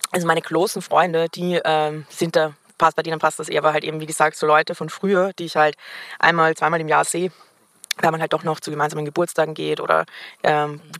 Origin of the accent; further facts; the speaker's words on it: Vienna, Austria; ich bin Wienerin, das heißt, ich bin auch noch mit Leuten aus meiner Schulzeit befreundet